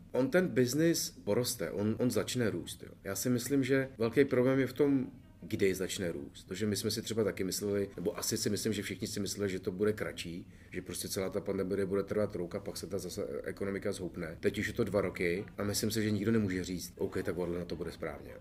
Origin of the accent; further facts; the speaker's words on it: Czechia; jsem Čech